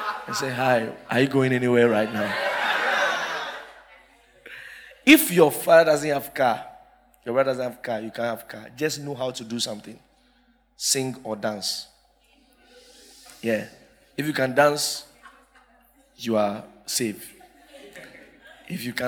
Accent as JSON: {"language": "English", "town": "Accra", "region": "Greater Accra", "country": "Ghana", "said": "we were from Accra"}